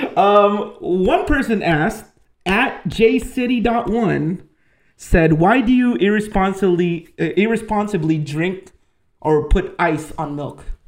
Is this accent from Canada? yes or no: no; Philippines; moved away; I'm Filipino.